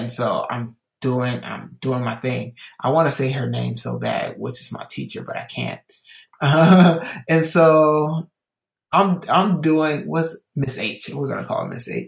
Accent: Illinois, United States; also born or lived in California; I came from California to Illinois.

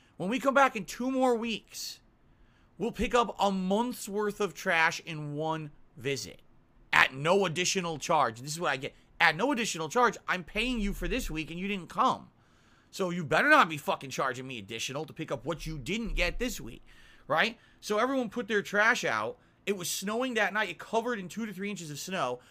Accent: Connecticut, United States; moved away; I come from Connecticut.

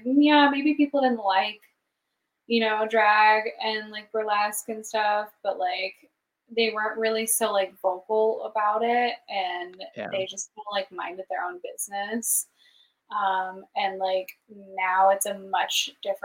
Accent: Idaho, United States; moved away as an adult; now in Seattle, United States; I'm like, from Idaho.

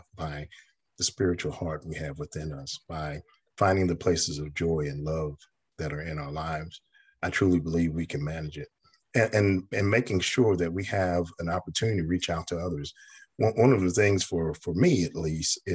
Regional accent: New York, United States; now in the South, United States; I'm a native New Yorker. I was born in New York

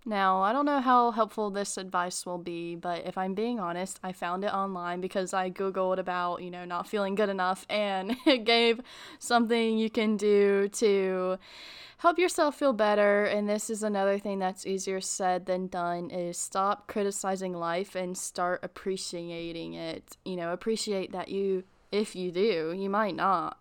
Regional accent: North Carolina, United States; I'm from North Carolina

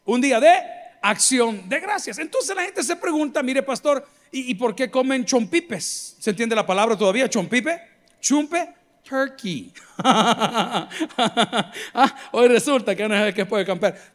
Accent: El Salvador; como los salvadoreños

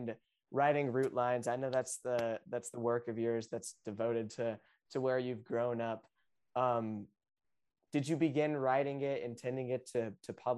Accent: Topsail, North Carolina, United States; I grew up in Topsail, North Carolina

